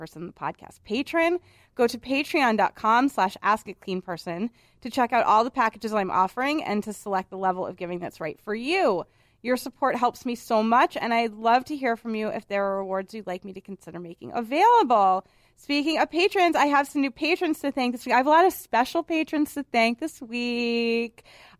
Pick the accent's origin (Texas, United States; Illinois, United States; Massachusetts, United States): Massachusetts, United States; Boston; I'm from Boston, and I went to a women's college in Manhattan, and I'm a mouthy broad.